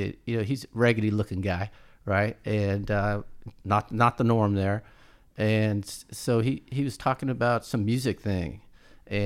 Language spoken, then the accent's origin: English; Oakland, California, United States; I come from Oakland and we didn't have a lot of money.